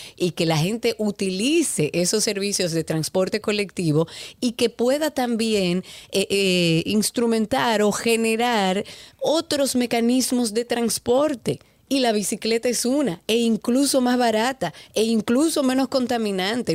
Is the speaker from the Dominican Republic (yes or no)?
yes; Dominican Republic; Todos somos dominicanos